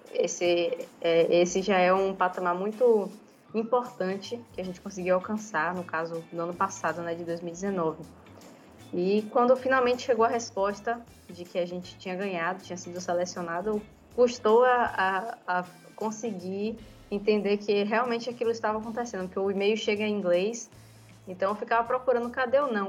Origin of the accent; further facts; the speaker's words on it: Northeast Region, Brazil; como somos nordestinas